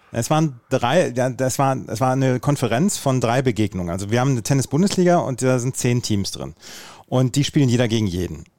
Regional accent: Bad Oeynhausen, North Rhine-Westphalia, Germany; bei uns in Rehme, das ist so der tiefste Punkt quasi

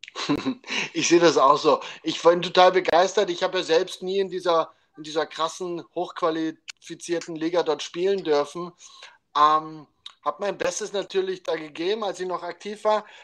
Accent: Dresden, Saxony, Germany; wo ich aufgewachsen bin, in Dresden

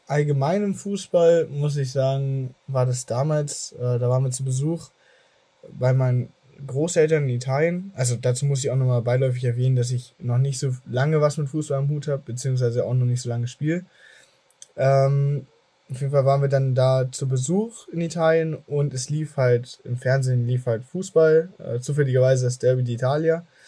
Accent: Germany; ich selber wurde aber in Deutschland geboren habe aber durch dieses Aufwachsen mit einer italienischen Familie auch also eine starke Verbindung zum italienischen

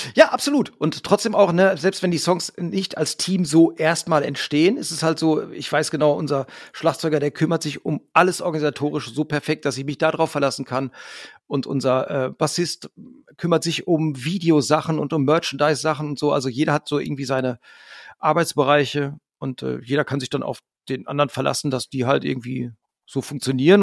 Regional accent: Hamm, North Rhine-Westphalia, Germany; wir kommen halt alle aus Hamm, wir haben uns in Hamm gegründet irgendwie. Wir sind auch immer wieder hier zurückgekommen

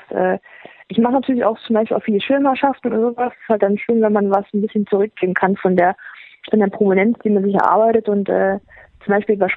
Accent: Thuringia, Germany; dass die Leute da sind, und mitfiebern und ähm, einen auch als Thüringer Athletin sehen

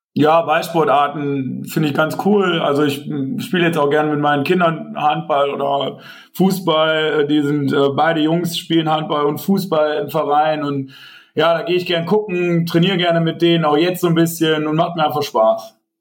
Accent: Tönisvorst, North Rhine-Westphalia, Germany; ich komme ja hier aus, aus Forst eigentlich gebürtig, hier aus Tönesforst

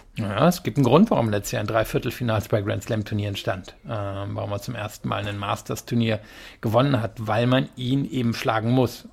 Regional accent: Rhineland, Germany; ich komme ja eigentlich aus dem Rheinland

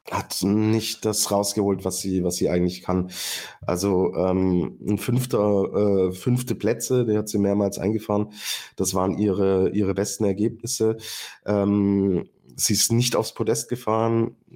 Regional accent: Austria; es ist keine Saison, wo man jetzt mit der Zunge schnalzt als Österreicher

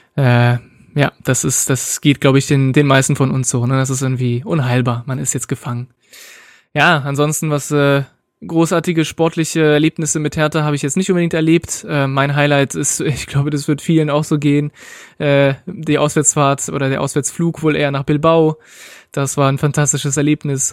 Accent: Berlin, Germany; also born or lived in France; ich bin ursprünglich aus Frankreich, bin aber in Berlin-Reinickendorf aufgewachsen.

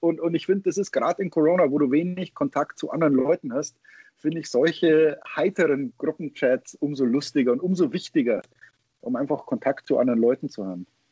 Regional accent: Germany; moved away; also born or lived in Michigan, United States; als Deutscher

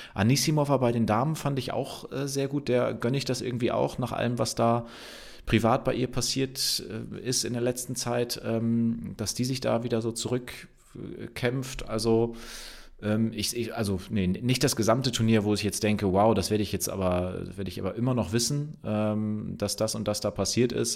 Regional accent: Bremen, Germany; für mich als Bremer

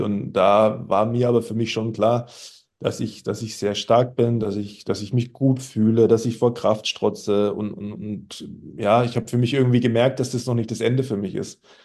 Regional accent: Germany; als Deutscher

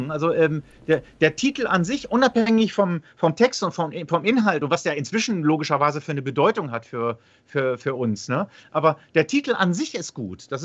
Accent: Langenhagen, Lower Saxony, Germany; ich komme aus Langhagen

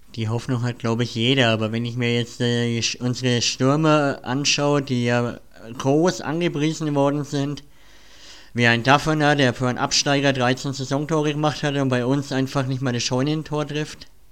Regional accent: Nuremberg, Bavaria, Germany; sind wir Nürnberger

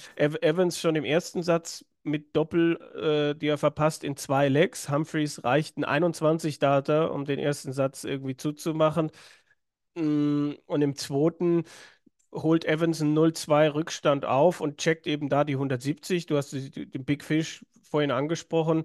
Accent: Swabia, Germany; Ich als Schwabe

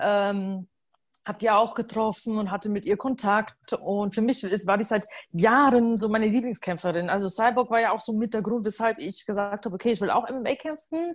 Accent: Upper Palatinate, Bavaria, Germany; moved away as an adult; ich bin in der Oberpfalz geboren und auch äh, zum, ja, komplette Kindheit und ähm, in Bayern verbracht und auch mein Studium.

